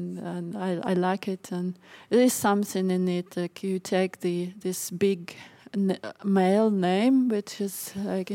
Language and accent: English; Belarus; first language Russian; English is a second language; moved away as an adult; also born or lived in Sweden